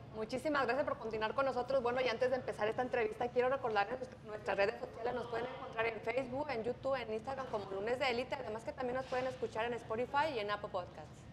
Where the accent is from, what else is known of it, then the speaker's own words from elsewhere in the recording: Jalisco, Mexico; now in Indianapolis, United States; yo soy de Jalisco